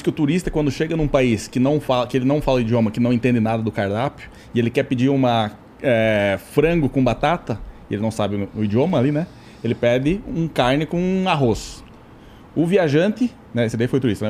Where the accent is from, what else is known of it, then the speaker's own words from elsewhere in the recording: Santa Catarina, Brazil; also born or lived in Rio Grande do Sul; Eu sou, sou do Rio Grande do Sul, só que eu me considero mais catarina, né, cara? Eu só nasci no Rio Grande do Sul.